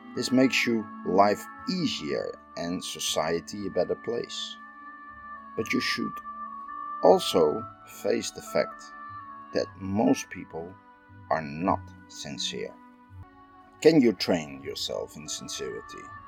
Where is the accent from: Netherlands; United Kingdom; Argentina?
Netherlands; I'm from the Netherlands